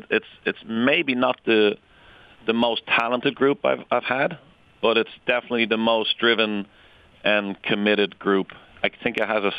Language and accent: English; Ireland; now in United States; I grew up in Ireland.